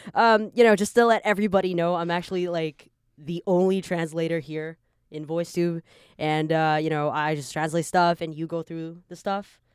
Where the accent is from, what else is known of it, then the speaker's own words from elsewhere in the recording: Canada; now in Taiwan; I was born in Taiwan, so Taiwan is my country, you know. But I, I just grew up in Canada